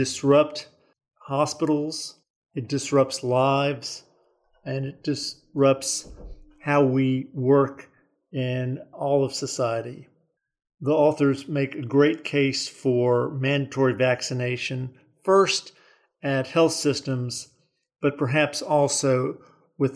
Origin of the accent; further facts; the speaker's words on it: the South, Southern United States, United States; I'm a Southerner